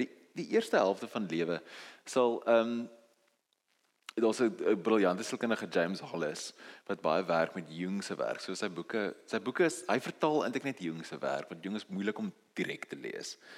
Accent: South Africa; Ons is Afrikaners. Ons is nie Engels nie.

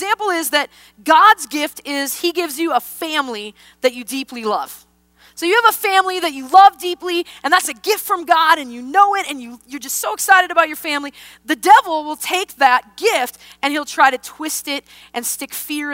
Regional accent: Wisconsin, United States; born or raised there; moved away

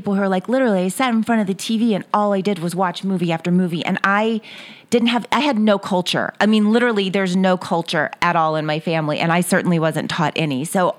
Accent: Ventura, California, United States; born there; And I was born in Ventura, California. So I thought, go back towards where you're born. And everybody else was from Texas. So I was the only California girl of my family.

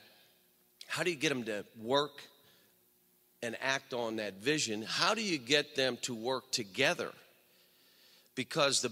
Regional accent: Western Pennsylvania, United States; now in Kentucky, United States; I grew up in Western PA

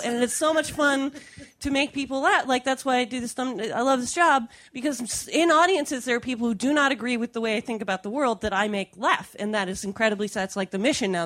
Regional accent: California, United States; I'm from California.

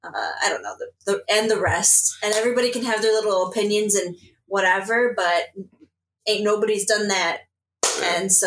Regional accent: Sacramento, California, United States; now in Chicago, United States; I didn't grow up in Chicago. I grew up in Sacramento.

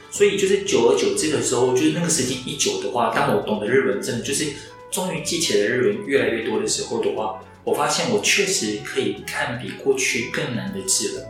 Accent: Taiwan; 我们台湾人其实是可以接受

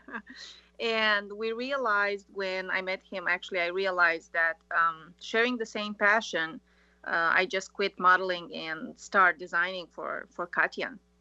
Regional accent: Italy; also born or lived in Romania; now in Florence, Italy; I was born in Romania, raised in Italy

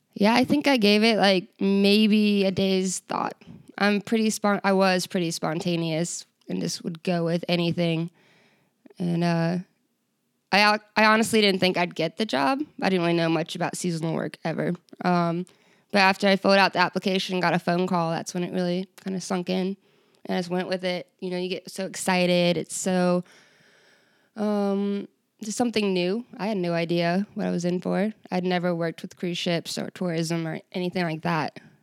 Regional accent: Virginia, United States; moved away as an adult; now in Ketchikan, United States; I am from Virginia

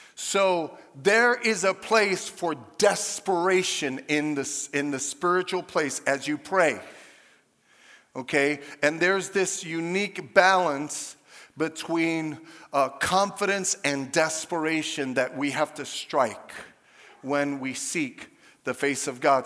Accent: New York, United States; moved away as an adult; now in Chicago, United States; I grew up in New York.

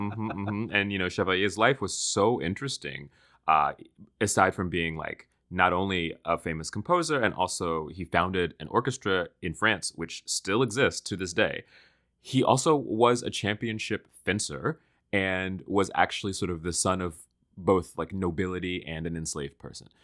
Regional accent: Washington, District of Columbia, United States; I grew up in Washington, D C

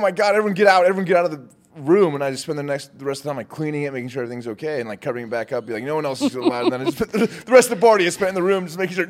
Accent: Utah, United States; I'm from Utah.

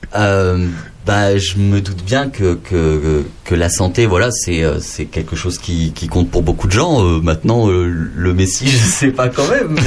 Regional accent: Lot, Occitania, France; je suis né dans le Lot

